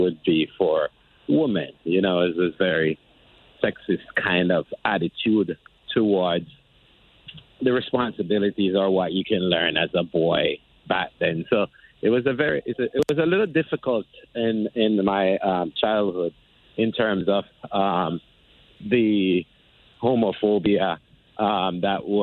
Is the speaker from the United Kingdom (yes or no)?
no; Jamaica; moved away as an adult; now in United States; I'm originally from Jamaica. I've been living in the U.S. for about 21 years